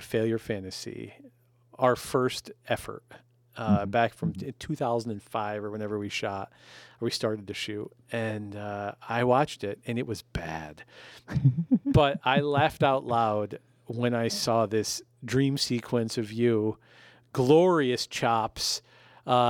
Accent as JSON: {"language": "English", "town": "Amsterdam", "region": "New York", "country": "United States", "tie": "born or raised there", "said": "I was born and raised here in Amsterdam, New York, the same place that you were."}